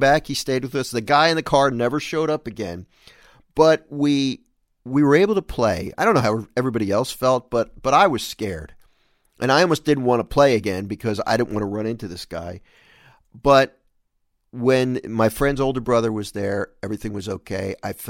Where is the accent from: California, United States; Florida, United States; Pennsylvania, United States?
Pennsylvania, United States; Philadelphia; this is a memorable story for me of growing up in Philadelphia, and we were playing on the street